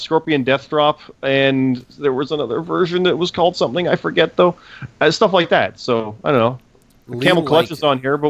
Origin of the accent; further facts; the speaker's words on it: Canada; we're Canadian, and we didn't care for that one.